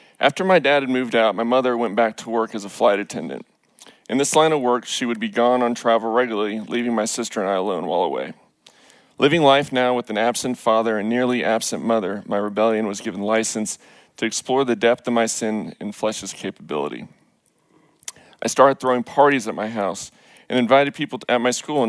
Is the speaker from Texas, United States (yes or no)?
yes; Richardson, Texas, United States; I grew up in Richardson into what I'd call the quintessential Pleasantville environment.